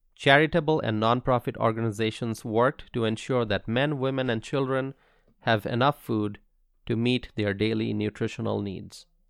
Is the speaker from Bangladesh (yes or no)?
yes; Bangladesh; now in Wisconsin, United States; In Bangladesh, where I'm originally from